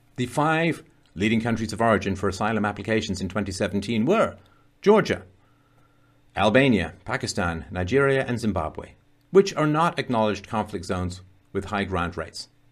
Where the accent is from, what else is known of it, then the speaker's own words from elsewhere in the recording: Ireland; moved away; I was born in Ireland, Spent a lot of time in Ireland